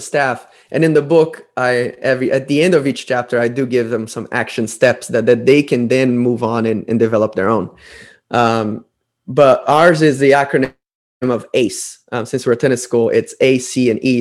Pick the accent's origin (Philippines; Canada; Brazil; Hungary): Brazil; moved away as an adult; also born or lived in United States; i was from Brazil back before social media, back before YouTube. I had to mail DVDs to coaches from Brazil to America.